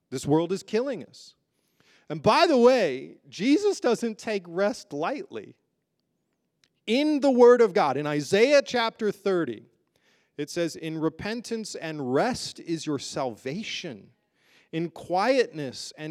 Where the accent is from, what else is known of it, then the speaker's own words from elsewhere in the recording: United Kingdom; born there; if you know me, you know I'm actually a British citizen. I was born there.